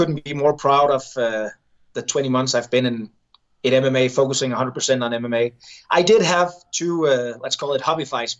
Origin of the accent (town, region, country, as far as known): Denmark